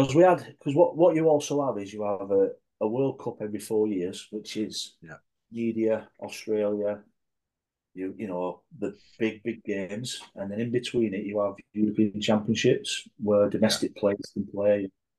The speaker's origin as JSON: {"language": "English", "region": "England", "country": "United Kingdom", "said": "Even though I wasn't Scottish myself, I'm a proud Englishman and I know my heritage."}